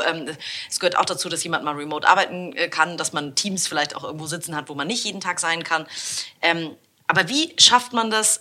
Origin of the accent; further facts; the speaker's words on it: Hamburg, Germany; als Hamburgerin